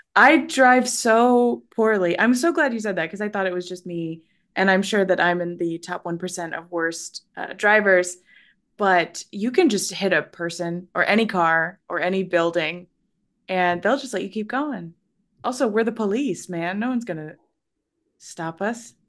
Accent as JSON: {"language": "English", "area": "Central Valley", "region": "Northern California", "country": "United States", "said": "I'm from Northern California, the Lake"}